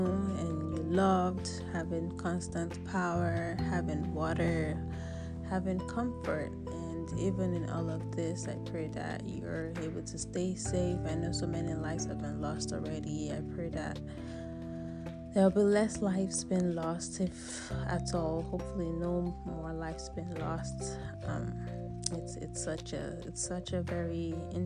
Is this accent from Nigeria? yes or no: yes; Nigeria; now in United States; I'm a Nigerian. My country